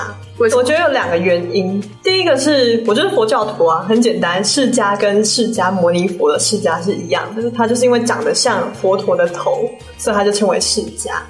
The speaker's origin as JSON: {"language": "Chinese", "region": "Taitung County", "country": "Taiwan", "said": "而且我来自台东。"}